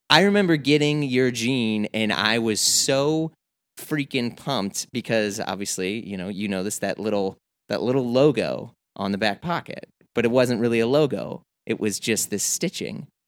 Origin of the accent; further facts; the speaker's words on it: Midwest, United States; moved away as an adult; now in New York, United States; I come from the Midwest where it's not like I live in cornfields or podunk